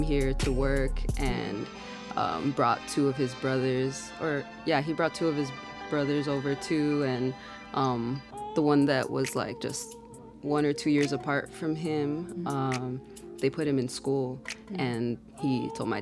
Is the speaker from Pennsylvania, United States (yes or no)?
no; Chicago, Illinois, United States; I'm from the South Side. My block is in a neighborhood called Chicago Lawn